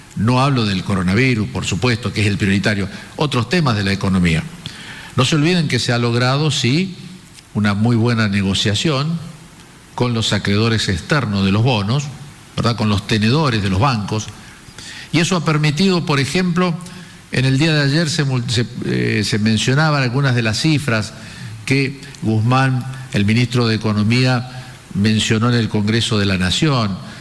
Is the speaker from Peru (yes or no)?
no; Argentina; los argentinos somos optimistas